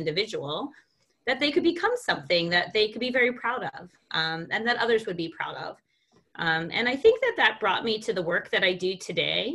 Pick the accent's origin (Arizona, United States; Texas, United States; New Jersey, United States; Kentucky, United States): New Jersey, United States; moved away; also born or lived in East Coast between Washington, D.C., and Florida; I grew up in New Jersey